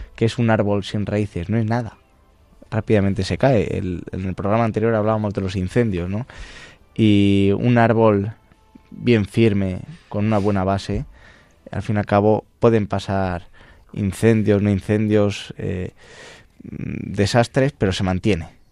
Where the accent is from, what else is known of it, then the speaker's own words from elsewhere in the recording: El Arenal, Castile and León, Spain; moved away; Eh, es mi pueblo de mi infancia. Eh, yo viví allí, me crié allí